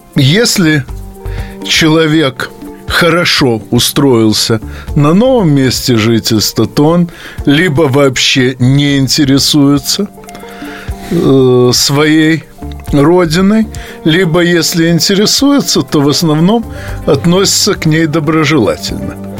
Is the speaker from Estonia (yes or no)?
no; Odesa, Odesa Oblast, Ukraine; moved away as an adult; now in Moscow, Russia; в той части России, где я родился, а именно на Украине.